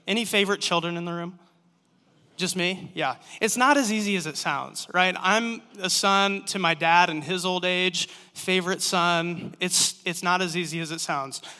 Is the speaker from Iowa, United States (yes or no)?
yes; Manson, Iowa, United States; moved away as an adult; also born or lived in Ames, Iowa; now in Cedar Rapids, United States; I'm from Manson.